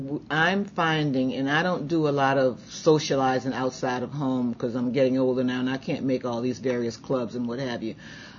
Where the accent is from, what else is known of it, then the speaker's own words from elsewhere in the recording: New Orleans, Louisiana, United States; also born or lived in Ponchatoula, Louisiana; I wasn't born in New Orleans. I was born in Ponchatoula, Louisiana. But I grew up in New Orleans around music that was around me every day.